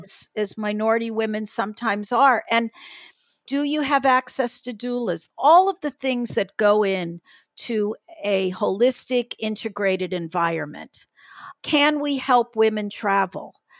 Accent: Miami, Florida, United States; we were growing up in Miami-Dade County

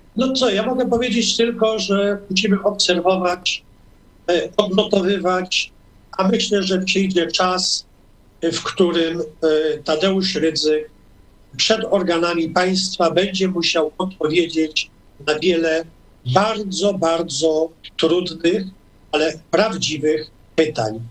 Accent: Toruń, Kuyavian-Pomeranian Voivodeship, Poland; urodziłem się w Toruniu też. To moje, to moje rodzinne miasto, na Mickiewicza

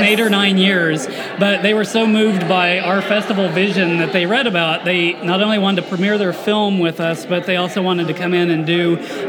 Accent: Stillwater, Oklahoma, United States; I grew up in Stillwater primarily

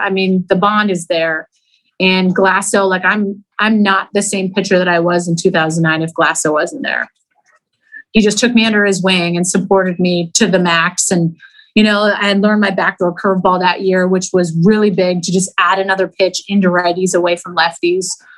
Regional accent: Canada; moved away as an adult; being a Canadian

